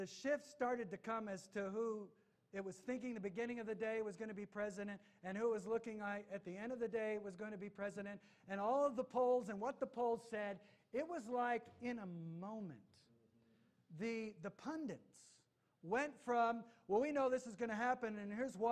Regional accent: United States; I am an American

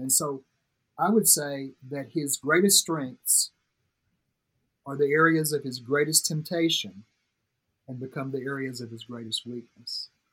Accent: Tuscumbia, Alabama, United States; moved away as an adult; also born or lived in Nashville, Tennessee; I grew up in Florence, uh, Tuscumbia, Alabama, actually, but it's the Quad Cities area Florence, Sheffield, Muscle Shoals, Tuscumbia

